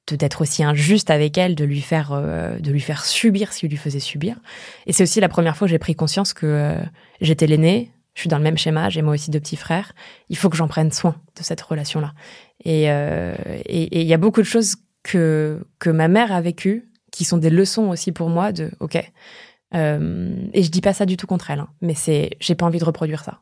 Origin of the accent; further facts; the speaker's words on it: eastern France, France; moved away as an adult; je viens de ma petite contrée de l'Est que j'avais jamais quittée avant.